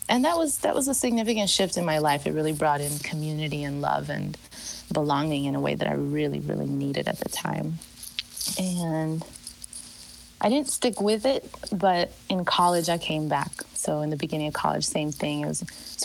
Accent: Chicago, Illinois, United States; I was born and raised in Chicago.

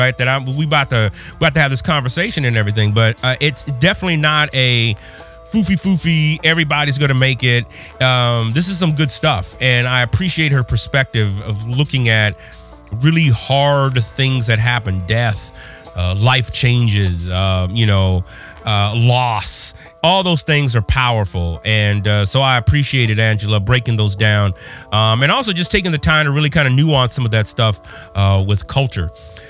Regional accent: Pasadena, California, United States; I'm from Pasadena.

